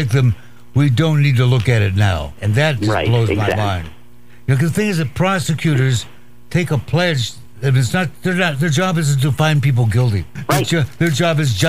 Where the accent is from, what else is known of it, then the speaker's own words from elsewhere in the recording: Walla Walla, Washington, United States; my hometown of Walla Walla, Washington